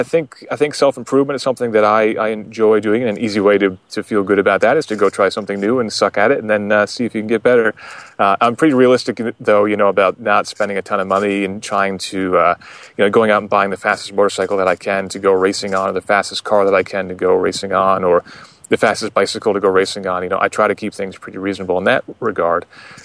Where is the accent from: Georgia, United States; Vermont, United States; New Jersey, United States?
Vermont, United States; I'm from Vermont